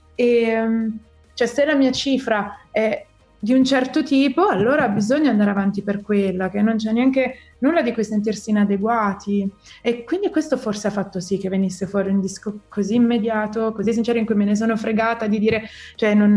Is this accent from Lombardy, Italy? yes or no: yes; Milan, Lombardy, Italy; sono milanese proprio fino al midollo